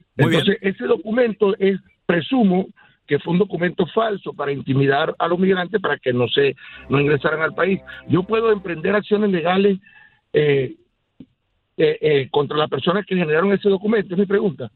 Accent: Venezuela; moved away as an adult; now in United States; Yo soy venezolano

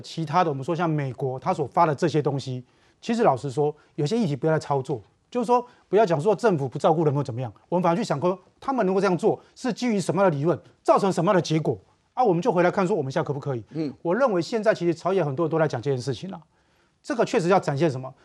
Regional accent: southern Taiwan, Taiwan; 我们小时候在南部

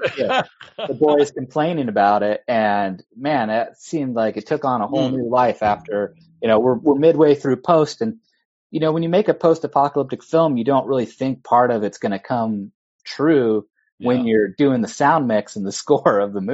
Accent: Bremerton, Washington, United States; also born or lived in Los Angeles; my hometown in Bremerton, Washington

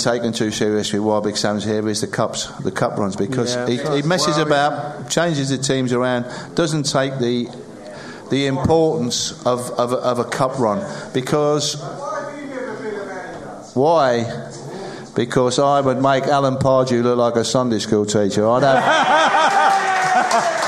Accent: Sedgley, West Midlands, United Kingdom; I was born in Sedgley

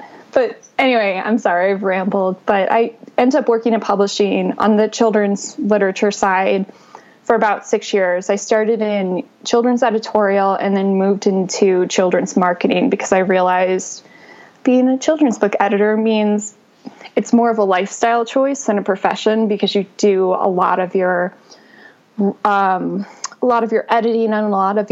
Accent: Arizona, United States; moved away as an adult; also born or lived in Williamsburg, Virginia / New York City; I'm originally from Arizona, so even Arizona to Manhattan was a really big leap

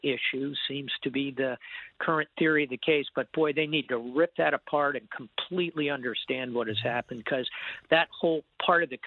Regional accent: Miami, Florida, United States; Miami, that's, you know, my hometown

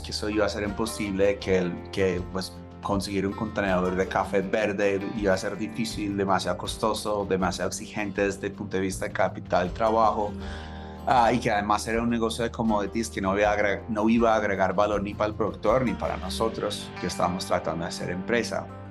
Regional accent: Los Angeles, California, United States; Spanish is a second language; moved away as an adult; also born or lived in New York; Soy de Los Ángeles, ah, crecí queriendo ser escritor

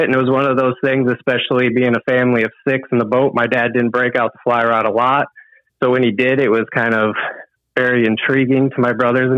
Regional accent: Lake St. Clair, Michigan, United States; I grew up on Lake St. Clair

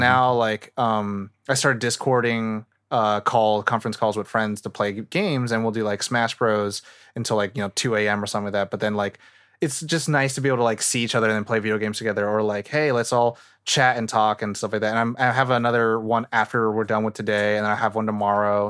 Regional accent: Northern California, United States; also born or lived in Thailand; now in Los Angeles, United States; I'm from Nor-, like, I still have, like, a lot of feeling and heart in NorCal and SoCal

